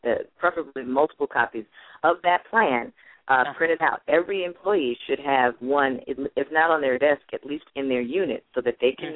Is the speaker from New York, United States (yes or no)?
yes; Buffalo, New York, United States; We grew up in Buffalo, New York